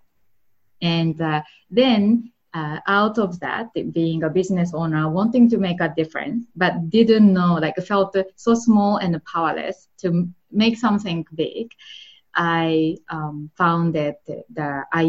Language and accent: English; Japan; English is a second language; moved away; I'm from Japan, and that's where I grew up.